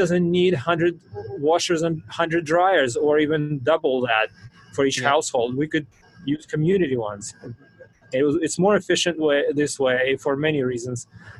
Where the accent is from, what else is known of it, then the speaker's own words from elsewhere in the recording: Russia; English is a second language; I grew up in the Soviet Union times, before democracy was, you know, so I'm very familiar with what it was like. Soviet Union, I grew up in the 80s, and that was the end of Soviet Union